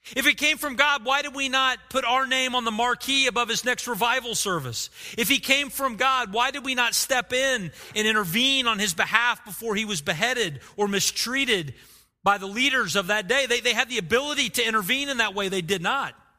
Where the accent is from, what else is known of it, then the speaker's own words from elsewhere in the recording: Oklahoma, United States; I grew up in Oklahoma